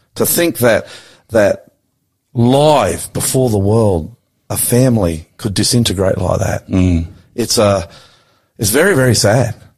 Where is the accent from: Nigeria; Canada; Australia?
Australia; I'm the Aussie pastor.